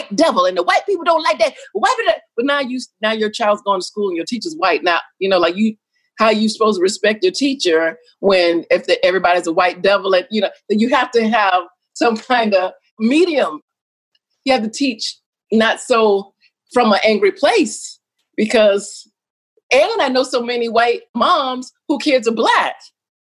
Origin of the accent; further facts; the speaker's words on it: the South, United States; I grew up in the South